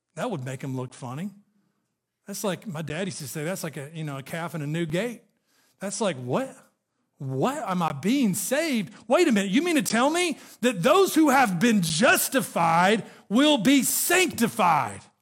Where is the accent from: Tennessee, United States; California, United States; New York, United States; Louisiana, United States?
Tennessee, United States; Chattanooga; I grew up in Chattanooga, Tennessee